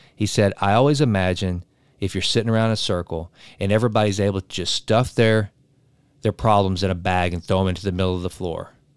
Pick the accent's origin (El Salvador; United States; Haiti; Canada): United States; East Texas; I'm from East Texas. We know oil.